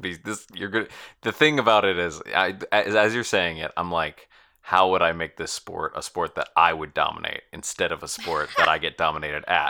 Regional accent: United States; I'm an American person

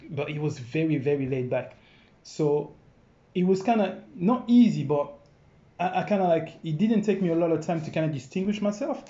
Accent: France; English is a second language; moved away as an adult; also born or lived in Congo; now in London, United Kingdom; born in Congo actually, yeah. and I left there when I was five years old, and then I went to France. And I lived in France, kind of like I think about 15 years

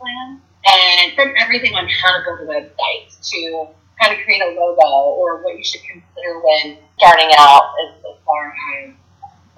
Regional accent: West Virginia, United States; I live and I'm from West Virginia

